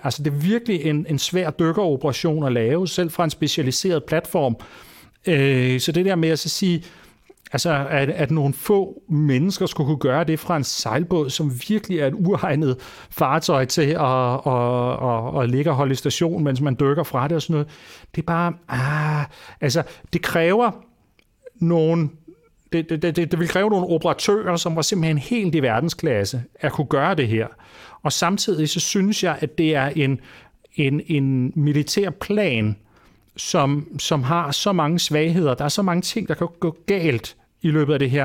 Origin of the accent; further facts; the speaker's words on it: Denmark; vi som danskere